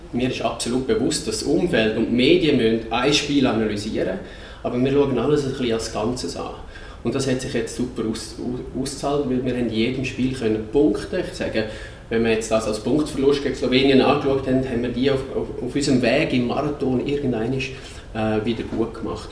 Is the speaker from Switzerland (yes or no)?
yes; Switzerland; bei uns in der Schweiz